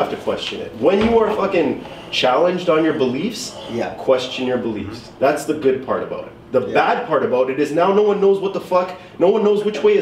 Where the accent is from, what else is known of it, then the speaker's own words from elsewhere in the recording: Canada; I was born and raised here in Canada